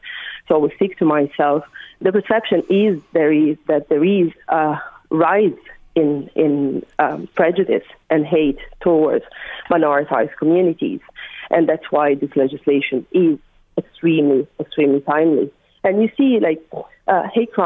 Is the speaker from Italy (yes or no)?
yes; Italy; English is a second language; now in Dublin, Ireland; I'm from Italy, considering my accent probably. But listen, I live in Dublin